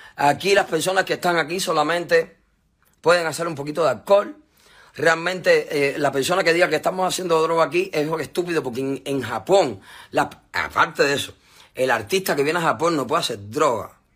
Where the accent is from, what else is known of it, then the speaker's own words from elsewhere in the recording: Cuba; la tendencia que está en mi país ahora